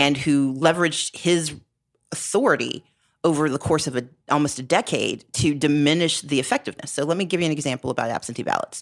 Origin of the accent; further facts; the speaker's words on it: Southern Mississippi, United States; now in Georgia, United States; I grew up in Southern Mississippi